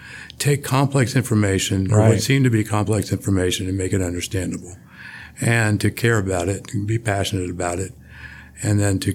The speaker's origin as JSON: {"language": "English", "town": "New Smyrna Beach", "region": "Florida", "country": "United States", "tie": "born or raised there", "also_born_or_lived": "Washington, D.C., United States", "said": "Then grew up in Florida. I'm a surfer boy from New Smyrna Beach, Florida. I grew up about two blocks off the ocean."}